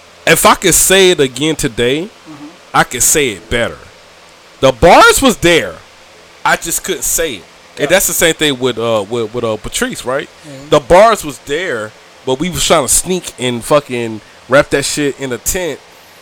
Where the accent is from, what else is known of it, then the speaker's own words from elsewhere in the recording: Brunswick, Georgia, United States; I'm from Brunswick, Georgia.